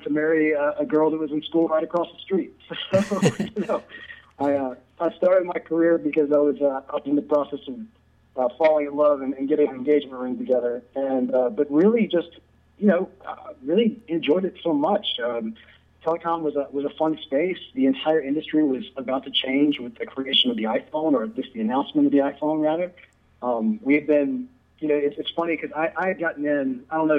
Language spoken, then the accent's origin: English; Jackson, Mississippi, United States; also born or lived in Memphis, Tennessee / Clinton, Mississippi; So I am from Jackson, Mississippi, born and raised, and I've actually lived here the vast majority of my life.